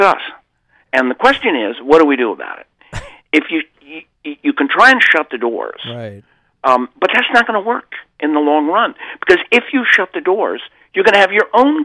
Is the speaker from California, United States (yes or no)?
yes; California, United States; I'm from California